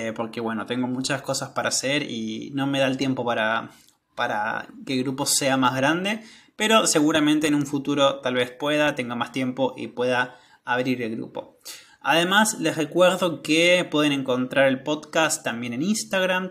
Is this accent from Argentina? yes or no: yes; Argentina; yo no nací en Italia, nací en Argentina